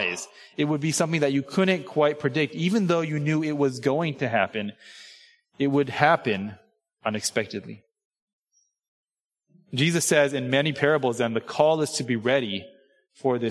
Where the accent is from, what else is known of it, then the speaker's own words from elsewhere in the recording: Southern California, United States; moved away as an adult; I grew up in Southern California, right? Suburban Asian American kid in Southern California